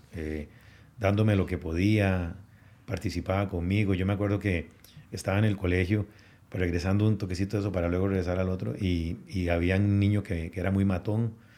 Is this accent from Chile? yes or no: no; Moravia, San José, Costa Rica; moved away as an adult; also born or lived in New Jersey, United States; now in Guatemala; Moravia, que es donde crecí, en San José